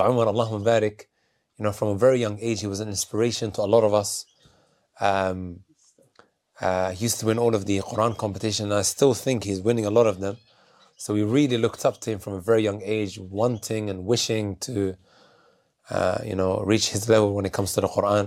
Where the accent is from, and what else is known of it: Leicester, East Midlands, United Kingdom; born or raised there; also born or lived in Netherlands / London